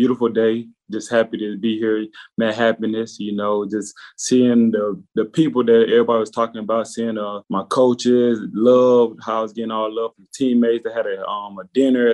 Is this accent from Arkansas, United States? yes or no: yes; Arkansas, United States; moved away as an adult; now in Manhattan, Kansas, United States; I'm from, born and raised in Arkansas.